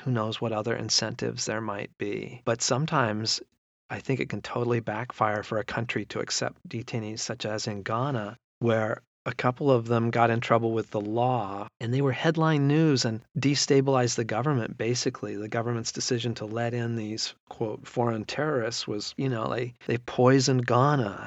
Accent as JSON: {"language": "English", "country": "United States", "said": "as an American"}